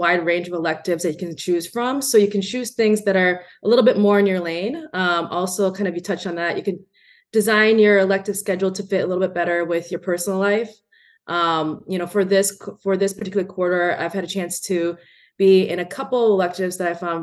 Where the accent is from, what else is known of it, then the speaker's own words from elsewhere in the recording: Minneapolis, Minnesota, United States; moved away as an adult; also born or lived in Madison, Wisconsin; I'm originally from the Midwest. I spent most of my childhood in the Minneapolis area of Minnesota